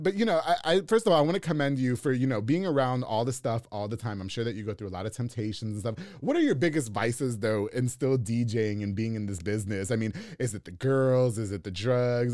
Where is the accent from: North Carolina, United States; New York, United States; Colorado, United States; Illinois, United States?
New York, United States; Long Island; moved away as an adult; now in Texas, United States; I'm from New York. We listen to salsa, merengue, bachata, reggaeton.